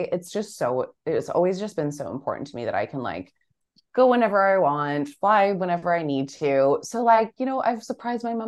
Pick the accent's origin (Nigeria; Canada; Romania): Canada; now in Australia; growing up in Canada and then living in Australia